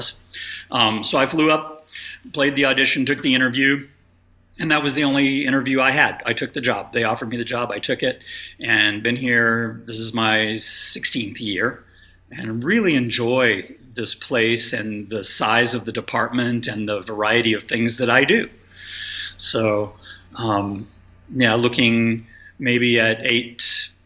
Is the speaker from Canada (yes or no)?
no; Dallas, Texas, United States; moved away as an adult; also born or lived in Miami / Korea; now in Mechanicsburg, United States; I grew up in northern Dallas suburbs and graduated high school from Louisville High School, just south of Denton